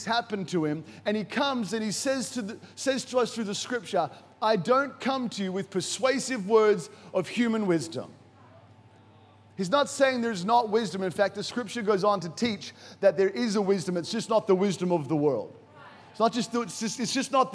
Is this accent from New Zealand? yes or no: no; Brisbane, Queensland, Australia; moved away as an adult; also born or lived in Nambour / Noosa / United States; now in Africa; I was born in Nambour. And I say Noosa, but technically it was Nambour. And I was raised actually in Noosa, then moved to the United States of America with my family when I was younger, moved back to Brisbane, was in Brisbane, finished my schooling in Brisbane